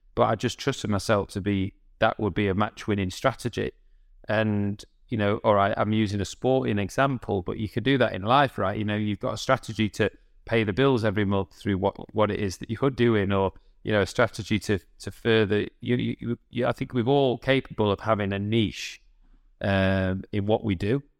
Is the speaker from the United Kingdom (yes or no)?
yes; United Kingdom; I was still being British